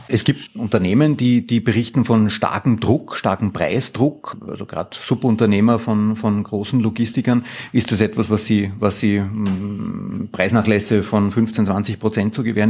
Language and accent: German; Austria